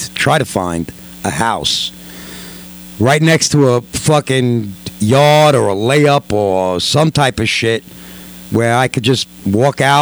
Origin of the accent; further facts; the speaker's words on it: New York City, New York, United States; moved away; born and raised in Corona, live and die in Corona